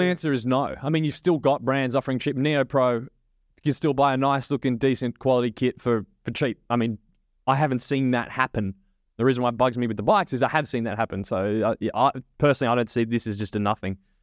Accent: Australia; as an Aussie

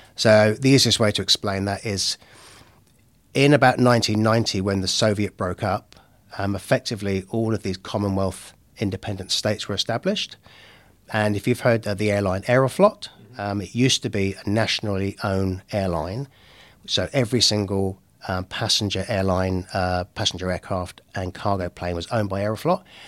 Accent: Henley-on-Thames, South East England, United Kingdom; moved away as an adult; now in Bay of Plenty, New Zealand; I'm originally from the U K. Um, so I'm at a little place called Henlion's Hems in Oxfordshire

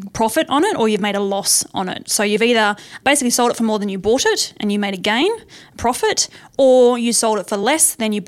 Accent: Tasmania, Australia; I'm actually from Tasmania. Uh-huh. So that was where I was born and bred.

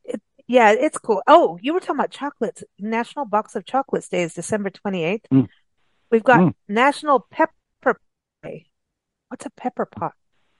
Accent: England, United Kingdom; also born or lived in South Africa; Now, malt vinegar, I grew up with that in England and South Africa on, on chips, which is like a fat French fry.

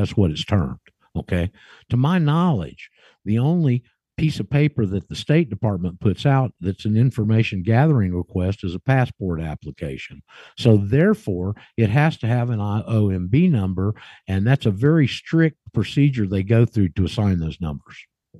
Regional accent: Alaska, United States; And our overseas assignment was Alaska. It was considered overseas, and I grew up and went to high school in Alaska.

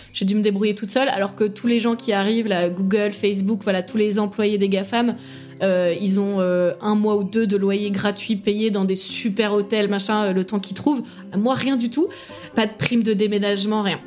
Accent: Paris, Île-de-France, France; moved away as an adult; now in Ireland; je viens de Paris

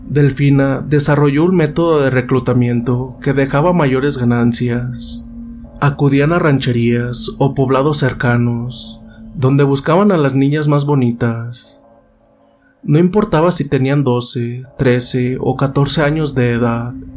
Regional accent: San Francisco del Rincón, Guanajuato, Mexico; de aquí de San Francisco del Rincón, de donde yo soy originario

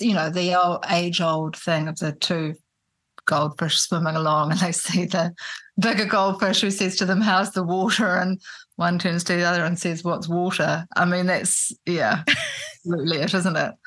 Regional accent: Auckland, New Zealand; also born or lived in Christchurch, New Zealand / Wellington, New Zealand; I grew up in in New Zealand in Auckland. I was born in Christchurch, but my parents moved quickly to Auckland when I was a baby, and I grew up there. And then I was a teenager in Wellington.

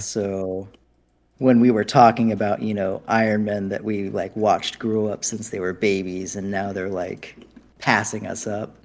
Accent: United States; I'm so American

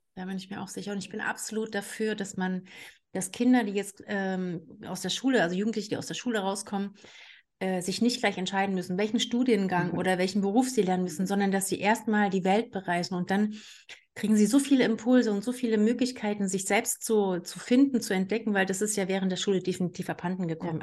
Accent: Saxony-Anhalt, Germany; also born or lived in Canary Islands; now in Saxony, Germany; ich bin ja gebürtig aus Sachsen-Anhalt

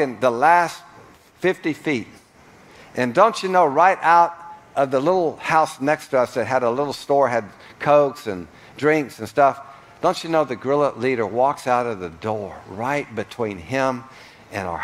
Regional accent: United States; moved away as an adult; also born or lived in El Salvador / Guatemala; being an American in Central America

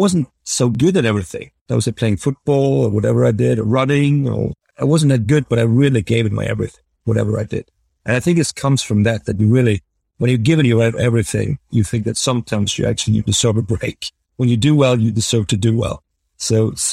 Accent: Norway; growing up in Norway, I really thought that bridge was a fair game.

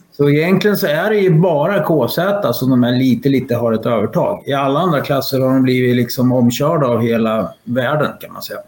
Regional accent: Sweden; vi svenskar

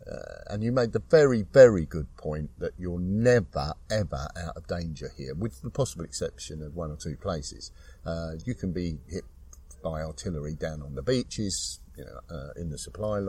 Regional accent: London, United Kingdom; I come from London. It's all north.

